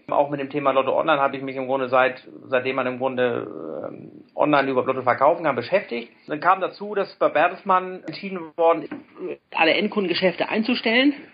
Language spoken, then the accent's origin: German; Hamburg, Germany; komme gebürtig aus Hamburg.